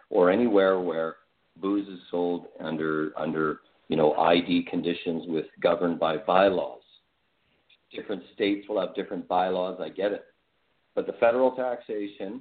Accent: British Columbia, Canada; also born or lived in Alberta; I was born in Alberta, but lived in British Columbia my whole life

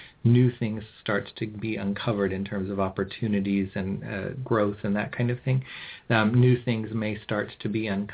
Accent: California, United States; I'm from California.

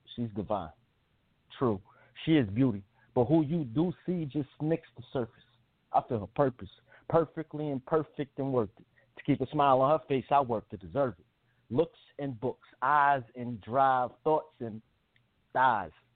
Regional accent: New York, United States; also born or lived in New Jersey; I grew up um with my mother in New York

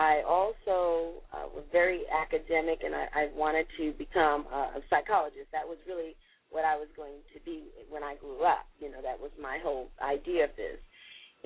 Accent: New York City, New York, United States; I was born and raised in Brooklyn, New York, in the Brownsville section of Brooklyn.

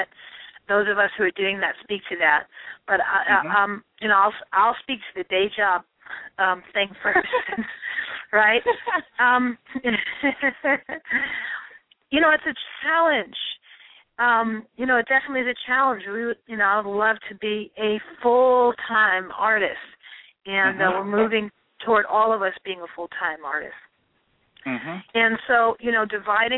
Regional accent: New York City, New York, United States; I'm from Hollis, Queens, repping Hollis, Queens, what? And, right? So I identify as a Black woman, you know, born and raised in New York

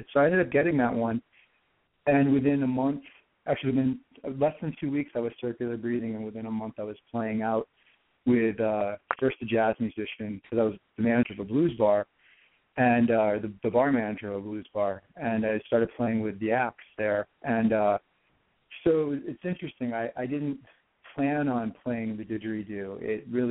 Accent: New Hampshire, United States; moved away; That was that's where I grew up in New Hampshire, and I was living on the seacoast in 2004.

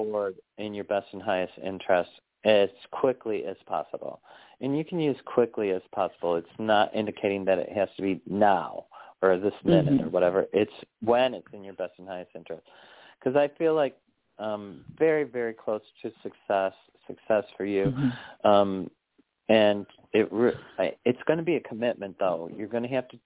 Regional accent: Chicago, Illinois, United States; also born or lived in New York / North Carolina; now in Arkansas, United States; I grew up in Chicago.

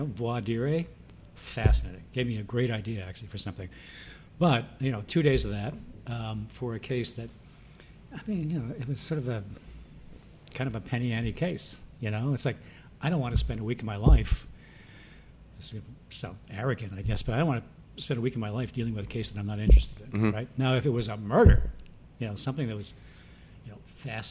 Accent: Freeport, New York, United States; also born or lived in Philadelphia / Baltimore / San Francisco / Seattle; now in New York City, United States; I grew up in Long Island, Freeport, Long Island.

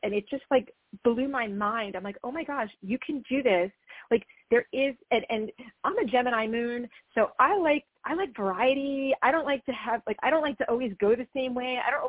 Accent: New Jersey, United States; also born or lived in New York City; I grew up in New Jersey

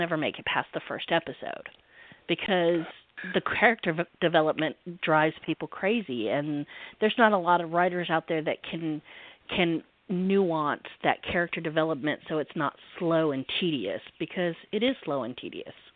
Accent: the South, United States; I'm in the South, so I, I am a Southerner

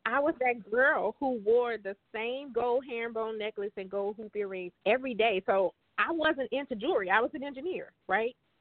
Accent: Baton Rouge, Louisiana, United States; moved away as an adult; now in Richmond, United States; I am originally from Baton Rouge, Louisiana

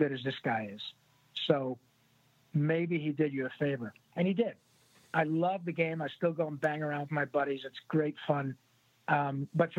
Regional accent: Michigan, United States; also born or lived in Livonia, Michigan / Dearborn, Michigan / Rochester, Michigan / Grand Blanc, Michigan; I was born in Livonia and lived in Dearborn, Rochester, went to high school in Grand Blanc. And as they say, pure Michigan

